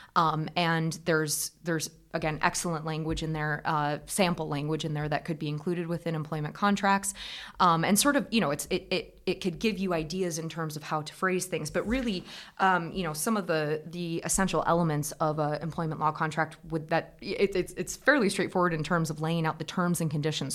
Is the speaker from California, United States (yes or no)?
no; Iowa, United States; moved away as an adult; also born or lived in Scotland; As you can probably hear from the accent, I'm originally from Iowa in the United States. Um, I come from a tillage farm